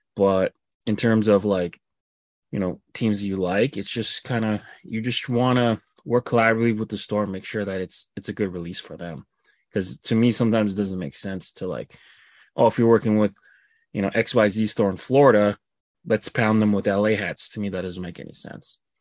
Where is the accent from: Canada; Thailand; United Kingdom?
Canada; me being Canadian